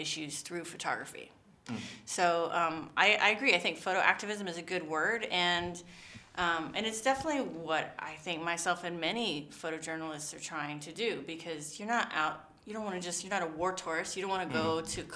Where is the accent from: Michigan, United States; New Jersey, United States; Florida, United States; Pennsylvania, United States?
Florida, United States; Miami; now in New York, United States; I'm from Miami originally